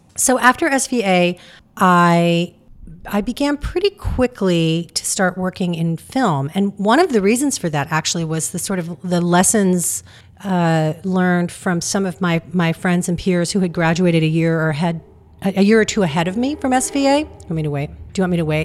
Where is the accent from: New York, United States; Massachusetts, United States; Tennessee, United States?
New York, United States; New York City; moved away as an adult; also born or lived in Michigan / Iowa; now in Richmond, United States; growing up in New York City